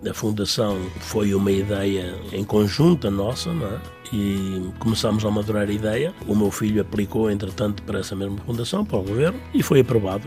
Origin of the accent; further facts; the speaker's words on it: Tamengos, Centro, Portugal; now in Mineola, United States; Eu sou bairradino, não é? Nasci na Bairrada, nunca me desliguei da minha Bairrada